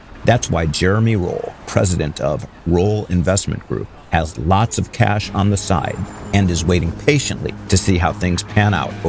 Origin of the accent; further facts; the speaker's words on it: Cleveland, Ohio, United States; now in California, United States; when I was a kid and I grew up in Cleveland, Ohio, and not exactly a garden spot then, and nor is it now, and arguably never will be.